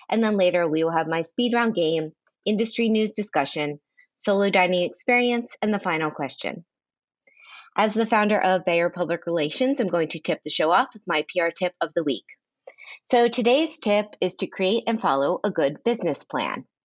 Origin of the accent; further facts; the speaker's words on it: Miami, Florida, United States; I grew up in Carvel. Miami